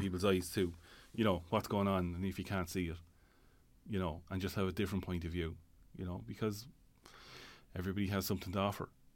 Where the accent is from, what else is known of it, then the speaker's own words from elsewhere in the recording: Tipperary, Munster, Ireland; moved away as an adult; also born or lived in Dublin; now in Tallaght, Ireland; I'm originally from Tipperary, living in Dublin, I suppose, the last twenty, twenty-five, twenty-six years